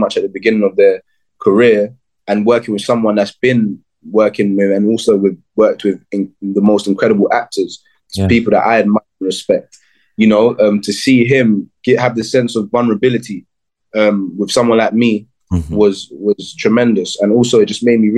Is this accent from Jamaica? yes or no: yes; Jamaica; I'm Jamaican.